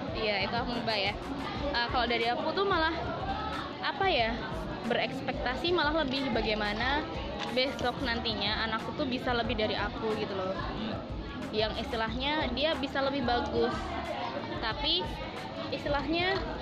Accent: Kulon Progo, Special Region of Yogyakarta, Indonesia; di sini aku orang asli Jogja

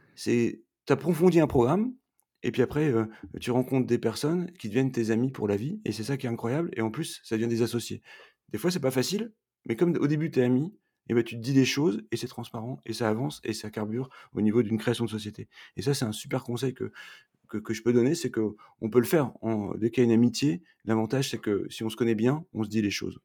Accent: Roubaix, Hauts-de-France, France; moved away as an adult; now in Montreal, Canada; Je suis un, ch'ti, parce que je suis né à Roubaix. Et aujourd'hui, comme j'habite à Montréal depuis quatre hivers

